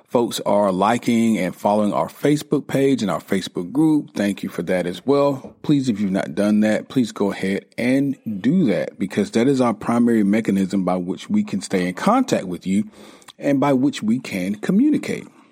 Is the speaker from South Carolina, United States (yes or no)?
yes; South Carolina, United States; I grew up in South Carolina